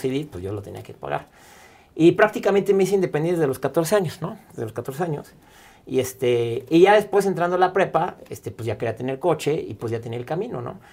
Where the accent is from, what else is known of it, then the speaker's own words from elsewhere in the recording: Mexico; como mexicanos